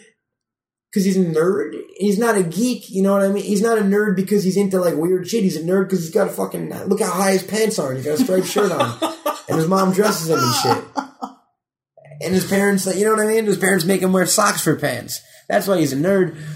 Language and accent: English; New York, United States; I'm from New York